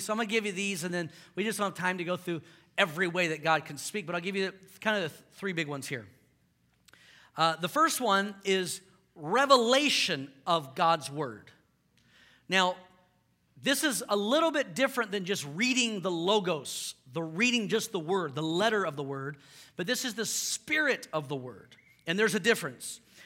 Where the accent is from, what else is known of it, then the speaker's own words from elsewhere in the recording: Houston, Texas, United States; moved away; I grew up in Houston.